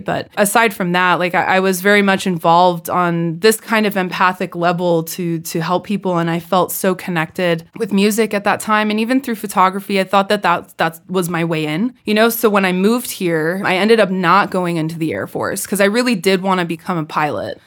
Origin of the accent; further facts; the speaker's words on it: California, United States; accent: California; moved away; my California accent was so thick at that point